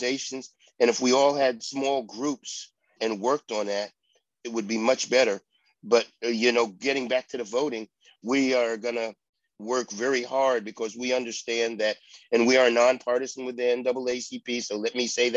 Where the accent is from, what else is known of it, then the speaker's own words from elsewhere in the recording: Pittsburgh, Pennsylvania, United States; I grew up in Pittsburgh.